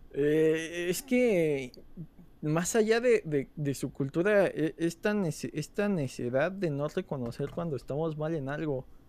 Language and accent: Spanish; Mexico; dos tipos mexicanos